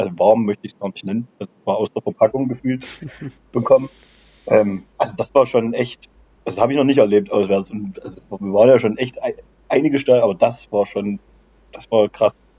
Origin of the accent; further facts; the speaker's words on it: Aue, Saxony, Germany; Ich äh, habe fünf Minuten äh, vom Stadion weggewohnt, früher auch äh, bei Aue gespielt, mit vier Jahren angefangen